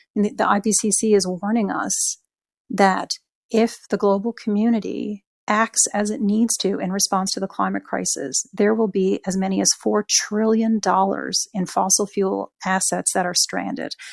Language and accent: English; Newfoundland and Labrador, Canada; I'm from Newfoundland